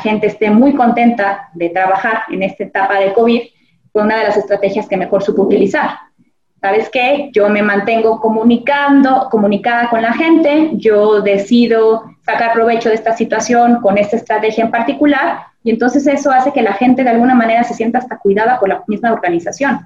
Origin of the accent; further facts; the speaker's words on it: Mexico; como mexicanos